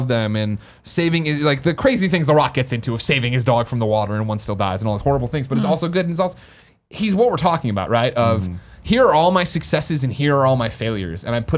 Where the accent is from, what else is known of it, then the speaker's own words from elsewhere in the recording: San Francisco, California, United States; the same way we share our stupid trials and tribulations of marching band and being an antler and growing up in San Francisco, as hard as it was.